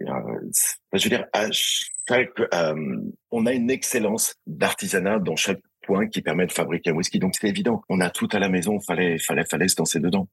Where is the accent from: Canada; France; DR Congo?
France; Angers, Pays de la Loire; moved away; Je suis d'Angers